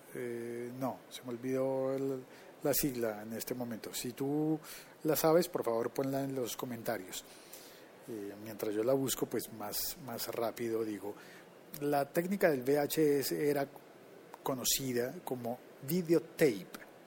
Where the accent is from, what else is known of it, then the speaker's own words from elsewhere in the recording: Colombia; uno de esos países era Colombia. Es decir, en mi país